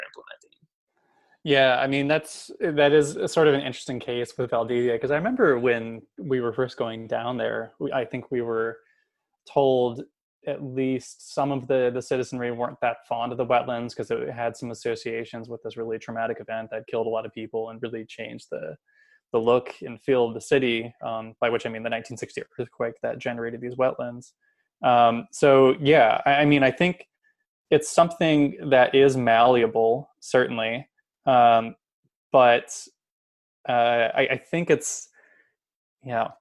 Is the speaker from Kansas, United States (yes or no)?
yes; Kansas, United States; moved away; I'm from Kansas, I should say. Um, so I'm back home in Kansas visiting family.